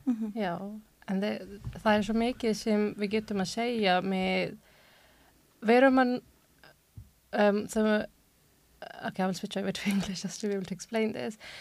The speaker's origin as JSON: {"language": "Icelandic", "region": "England", "country": "United Kingdom", "tie": "born or raised there", "also_born_or_lived": "Germany / Pakistan (parents)", "second_language": "Icelandic", "moved": "yes", "lives_now": "Iceland", "said": "ég fættis í Þískaland og ólst upp á um, Englandi"}